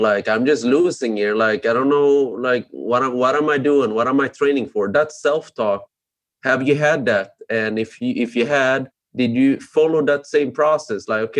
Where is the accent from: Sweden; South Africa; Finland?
Sweden; So when I grew up in Sweden. I don't look very Swedish. My parents are from Cambodia.